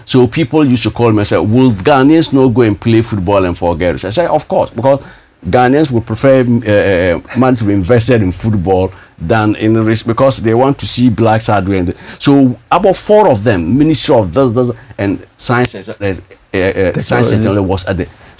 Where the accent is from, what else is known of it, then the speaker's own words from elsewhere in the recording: Russia; when I came from Russia. We're able to release 5 excellent millet varieties, which is unprecedented in the annals of research when it comes to early millet. And millet is the most nutritious, if not buckwheat, we call it in Russian, grichiha.